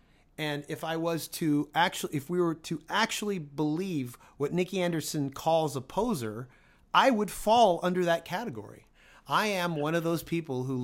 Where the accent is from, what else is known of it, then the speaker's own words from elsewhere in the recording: Toronto, Ontario, Canada; I'm from Toronto